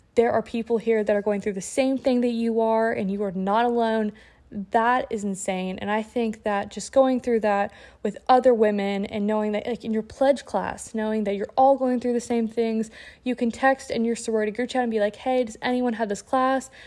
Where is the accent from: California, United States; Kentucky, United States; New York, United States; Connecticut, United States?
Kentucky, United States; Lexington; I'm actually from Lexington, Kentucky